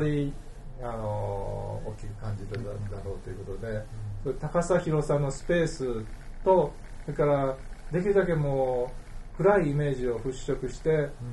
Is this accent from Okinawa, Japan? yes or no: no; Osaka, Japan; also born or lived in New York / Paris; 大阪人ですから、